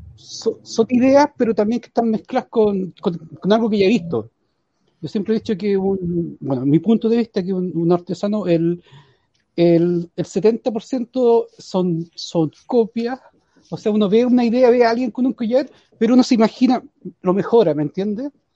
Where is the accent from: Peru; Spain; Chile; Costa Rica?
Chile; San Fernando, O'Higgins; yo soy de San Fernando, vivo eh, frente al regimiento de San Fernando